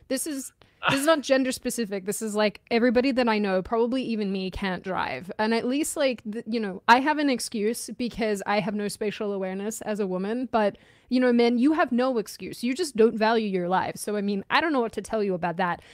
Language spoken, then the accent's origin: English; Australia; moved away; you bond over being Aussie